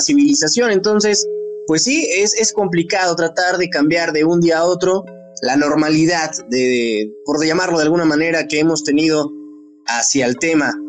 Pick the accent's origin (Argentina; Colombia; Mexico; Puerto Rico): Mexico; como mexicanos